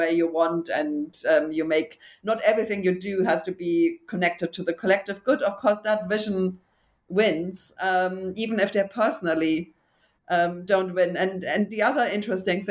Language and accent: English; Germany; I grew up in Germany, too.